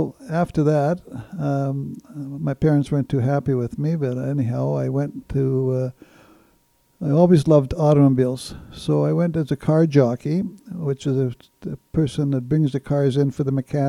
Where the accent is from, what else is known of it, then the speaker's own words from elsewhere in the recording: Winnipeg, Manitoba, Canada; I was born and raised in Transcona.